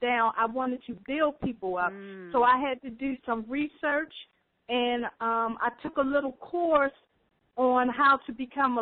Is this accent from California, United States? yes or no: no; Baltimore, Maryland, United States; I'm from the Baltimore, Maryland area